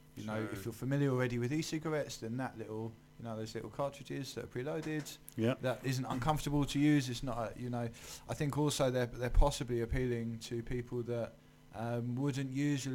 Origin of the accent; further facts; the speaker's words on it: London, United Kingdom; I grew up in London.